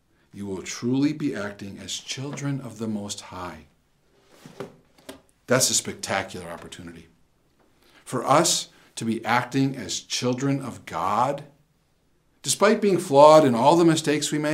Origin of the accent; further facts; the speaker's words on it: Wisconsin, United States; I'm from Wisconsin